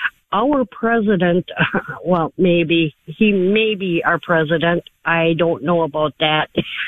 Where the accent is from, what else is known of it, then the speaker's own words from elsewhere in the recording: Wisconsin, United States; now in Arizona, United States; I'm originally from Wisconsin